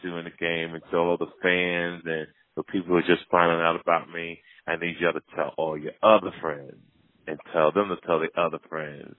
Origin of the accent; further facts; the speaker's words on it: Jersey City, New Jersey, United States; my hometown, Jersey City